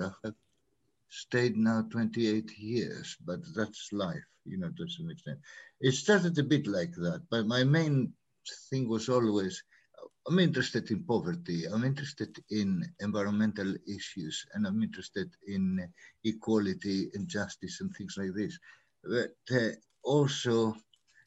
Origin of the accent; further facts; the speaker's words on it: Greece; moved away as an adult; also born or lived in Africa; now in London, United Kingdom; I was born in Africa, of Greek origin, lived my early years in Greece. I studied there architecture and civil engineering before I came for postgraduate studies here